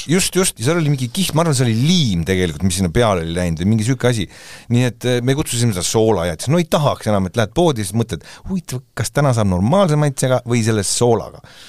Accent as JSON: {"language": "Estonian", "town": "Tallinn", "region": "Harju County", "country": "Estonia", "tie": "born or raised there", "said": "meie elasime päris väiksed, kui me olime siis, ütleme, et eh, kaheksakümnendani, siis elasime Västriku tänaval Tondil"}